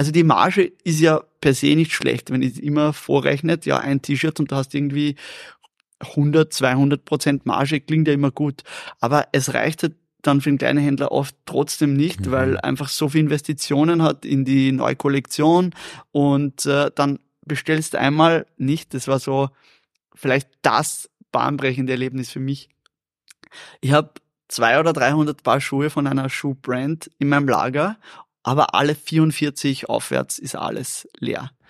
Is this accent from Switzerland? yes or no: no; Vienna, Austria; Ja, ich habe das Wort nicht gekannt. Ich bin Wiener. Wir, wir, wir reden nicht so.